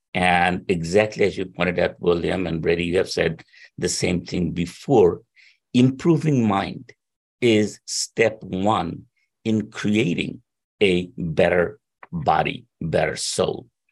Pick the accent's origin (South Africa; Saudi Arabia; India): India; moved away as an adult; also born or lived in Princeton; I was born in India.